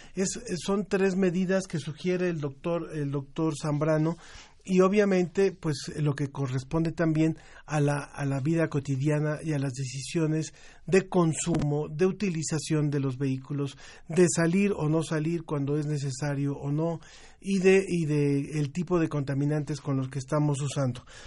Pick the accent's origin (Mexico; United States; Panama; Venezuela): Mexico; en México habemos personas que diario estamos comiendo picante